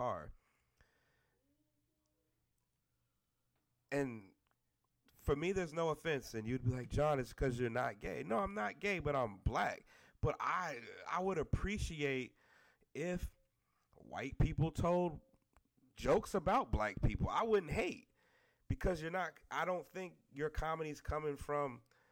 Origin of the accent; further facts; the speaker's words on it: the South, United States; I'm from the South